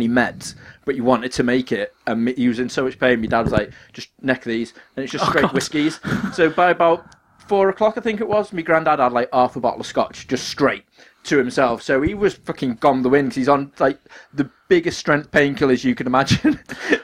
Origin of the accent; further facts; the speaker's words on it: Ellesmere Port, North West England, United Kingdom; I am from Ellesmere Port